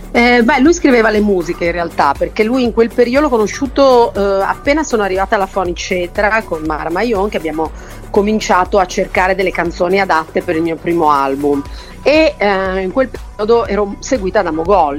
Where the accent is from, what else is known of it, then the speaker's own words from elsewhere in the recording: Milan, Lombardy, Italy; moved away as an adult; also born or lived in Lagonegro; io sono di Milano